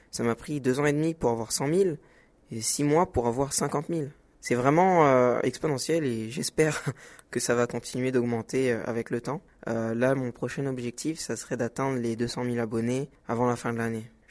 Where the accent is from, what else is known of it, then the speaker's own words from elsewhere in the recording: Senegal; Alors, on va commencer par le Sénégal car c'est mon pays d'origine.